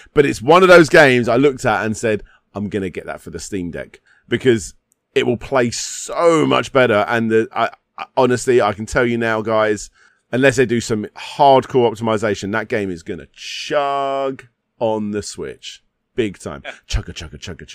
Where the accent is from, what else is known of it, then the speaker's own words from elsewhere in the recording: United Kingdom; I'm British.